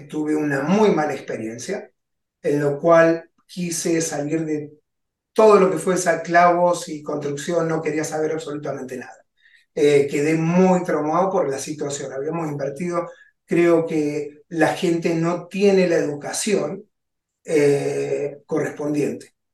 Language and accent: Spanish; Argentina; moved away as an adult; also born or lived in Maryland; now in United States; Yo vengo de Argentina, hace 23 años que estoy en el país